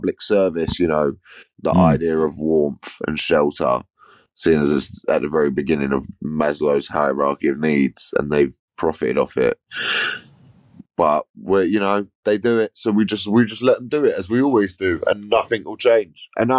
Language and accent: English; United Kingdom; we as British people